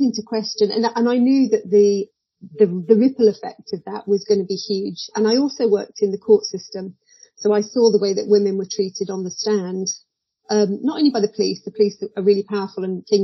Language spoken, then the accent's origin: English; Midlands, United Kingdom; So I was brought up in the Midlands, a child of the 70s